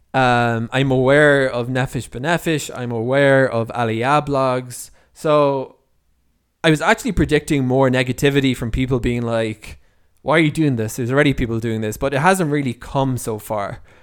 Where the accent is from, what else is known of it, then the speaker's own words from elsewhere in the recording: Ireland; moved away as an adult; now in Israel; I'm originally from Ireland, so I'm one of the few, relatively few Olim, uh, that, uh, that came from Ireland that are living here in, in Israel